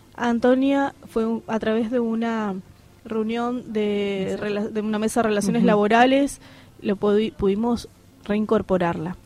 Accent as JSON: {"language": "Spanish", "town": "Posadas", "region": "Misiones", "country": "Argentina", "said": "Yo soy posadeña, de hecho, pero viví en el interior"}